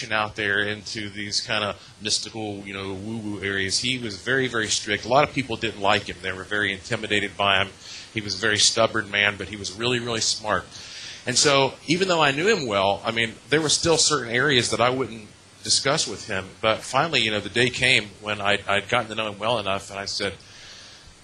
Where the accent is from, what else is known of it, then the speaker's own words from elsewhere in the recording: Asheville, North Carolina, United States; I was born in Asheville, North Carolina. Both sides of my family have been in that area literally for hundreds of years. So I'm about as native as a non-Native American could be